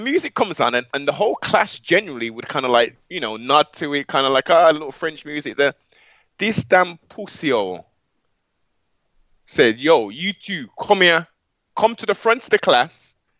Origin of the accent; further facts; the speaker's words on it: Birmingham, West Midlands, United Kingdom; young black males growing up in Brom.